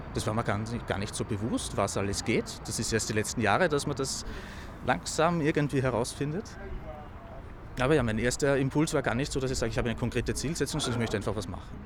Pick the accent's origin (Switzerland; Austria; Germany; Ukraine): Austria; Lower Austria; moved away as an adult; now in Vienna, Austria; Ich komme aus Niederösterreich ursprünglich